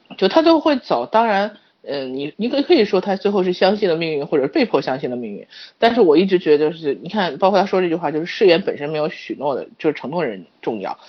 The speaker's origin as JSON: {"language": "Chinese", "country": "China", "said": "我们中国人"}